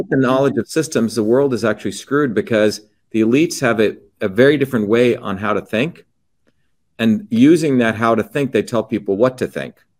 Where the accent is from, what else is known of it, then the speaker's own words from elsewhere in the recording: India; now in United States; I grew up in India